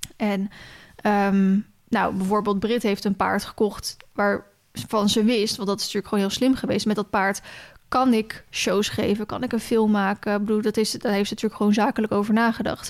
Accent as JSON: {"language": "Dutch", "country": "Netherlands", "said": "wij spreken als Nederlanders"}